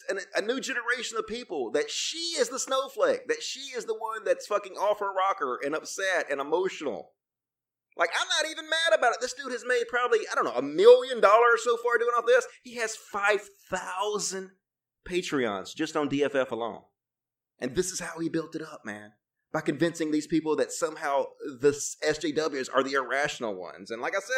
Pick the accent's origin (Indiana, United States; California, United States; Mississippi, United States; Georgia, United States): Mississippi, United States; I grew up in Mississippi and I had a Mississippi education